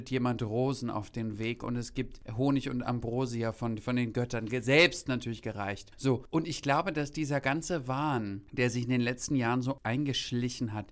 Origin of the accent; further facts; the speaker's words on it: Greece; Ich bin ja Griechin. Das ist bei mir halbe Portion.